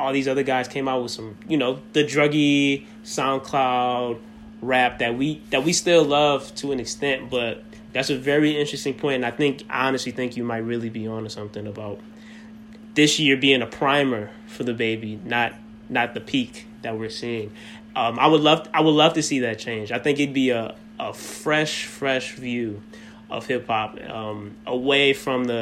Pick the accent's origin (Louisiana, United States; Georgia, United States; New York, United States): Louisiana, United States; New Orleans; I'm from New Orleans, so I always put on for my city